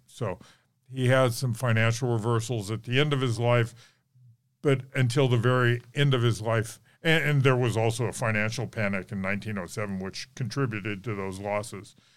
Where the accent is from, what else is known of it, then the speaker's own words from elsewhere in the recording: Reno, Nevada, United States; now in Gardnerville, United States; I was born and raised in Reno, in a Reno high kid